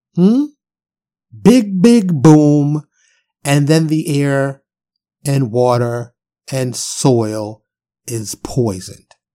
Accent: New York City, New York, United States; also born or lived in Harlem / South Bronx; growing up in New York City

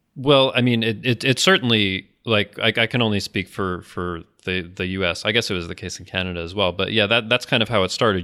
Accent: United States

